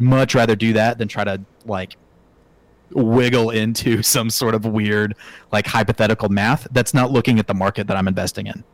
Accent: Oklahoma City, Oklahoma, United States; moved away as an adult; now in Kansas, United States; I'm an Oklahoma boy, born and raised in Oklahoma City

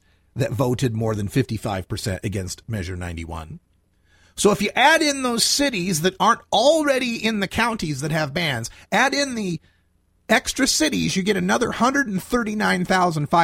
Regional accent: Idaho, United States; moved away; also born or lived in Oregon; my home state of Idaho

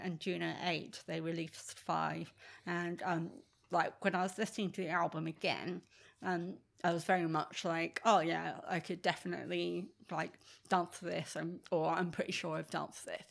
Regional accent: England, United Kingdom; I'm English and I like English music

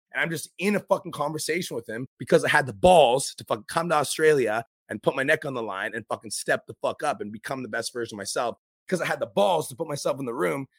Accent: Canada; I'm here from Canada

